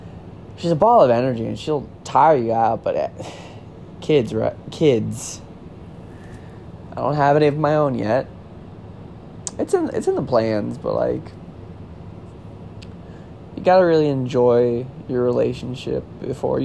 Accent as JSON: {"language": "English", "town": "Florissant", "region": "Missouri", "country": "United States", "tie": "born or raised there", "also_born_or_lived": "Hazelwood, Missouri", "said": "I am from St. Louis, Missouri, born and raised, and by St. Louis, I actually mean Florissant, Missouri."}